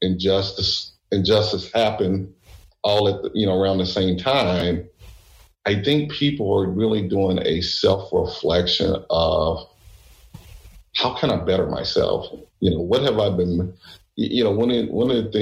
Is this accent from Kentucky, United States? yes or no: yes; Louisville, Kentucky, United States; moved away; I'm from Louisville, Kentucky